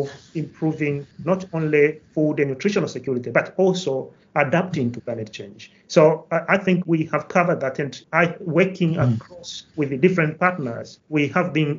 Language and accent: English; Kilimanjaro, Tanzania; now in Nottingham, United Kingdom; I come from Tanzania, to be precise, from Kilimanjaro. So I was actually born and raised in a farming community, I would say, in the foothills of the highest mountain in Africa.